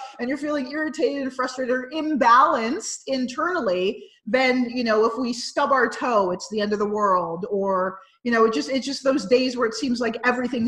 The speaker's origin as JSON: {"language": "English", "country": "United States", "said": "I'm a North American and I'm from the United States"}